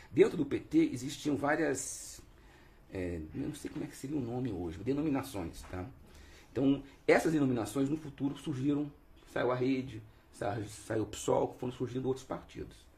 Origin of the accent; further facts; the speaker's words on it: Rio de Janeiro, Brazil; accent: carioquês; moved away as an adult; also born or lived in Brasília; now in Cambuí, Brazil; eu fui criado no Rio de Janeiro